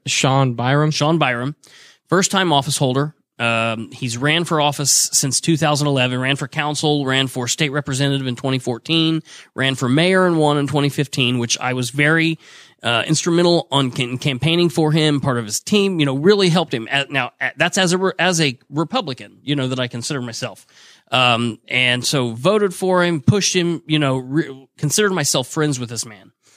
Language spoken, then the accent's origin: English; Muncie, Indiana, United States; I was born and raised in Muncie